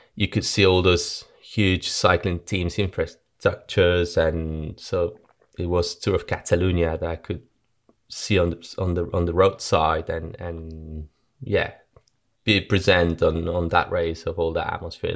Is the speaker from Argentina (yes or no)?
yes; Argentina; moved away; also born or lived in Spain; I was born in Argentina and, um, my dad died in a car crash when I was three, four years old